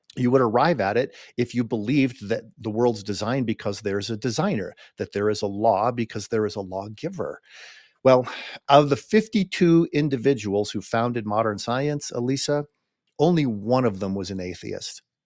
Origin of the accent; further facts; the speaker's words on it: United States; we Americans